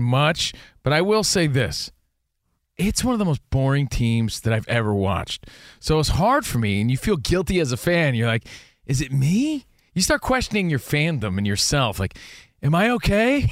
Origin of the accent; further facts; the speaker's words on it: East Coast, United States; now in Los Angeles, United States; we're from the East Coast